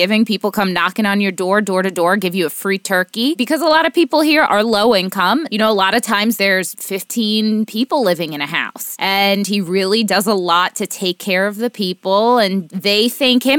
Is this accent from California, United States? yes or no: no; Hoboken, New Jersey, United States; also born or lived in Miami / Union City, New Jersey; I grew up in Hoboken